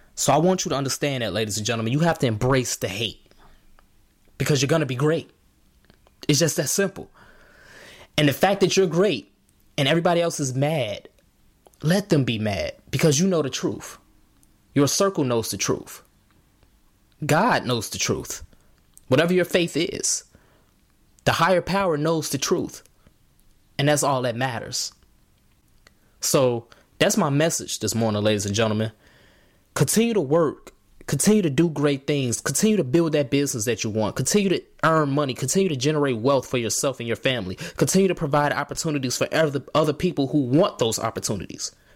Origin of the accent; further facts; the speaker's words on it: Markham, Illinois, United States; I'm from Chicago. Markham